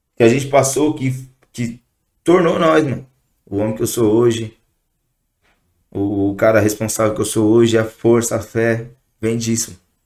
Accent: São Paulo, Brazil; also born or lived in Guarulhos; Eu sou do Jardim Peri, na Norte. É, mais conhecido da onde a gente foi criado lá

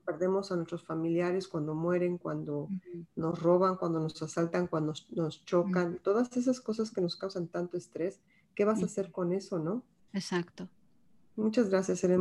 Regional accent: Mexico; como mexicanas, pues bien orgullosas

